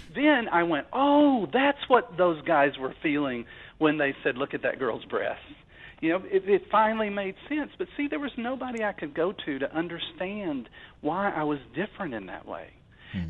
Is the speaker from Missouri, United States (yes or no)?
no; Arkansas, United States; I was from Arkansas